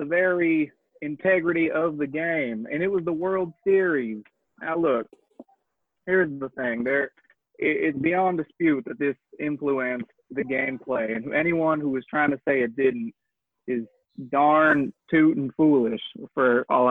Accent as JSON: {"language": "English", "region": "Texas", "country": "United States", "moved": "yes", "lives_now": "Los Angeles, United States", "said": "I'm from Texas, but now I'm an Angelino"}